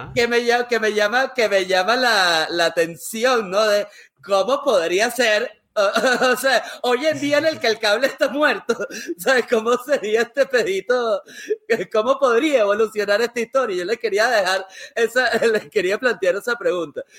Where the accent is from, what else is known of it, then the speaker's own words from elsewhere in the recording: Venezuela; como venezolano